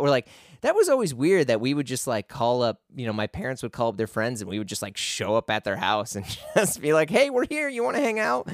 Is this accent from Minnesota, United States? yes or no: no; St. Louis, Missouri, United States; moved away; also born or lived in New York City; I grew up around like the Ferguson Florissant area